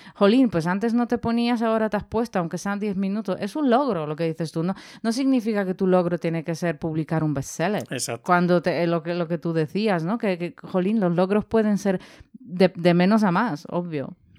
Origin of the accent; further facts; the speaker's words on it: Poland; now in Spain; yo que soy de Polonia